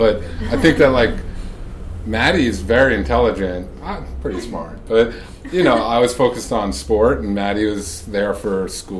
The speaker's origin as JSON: {"language": "English", "area": "Long Island", "region": "New York", "country": "United States", "said": "I am from Long Island."}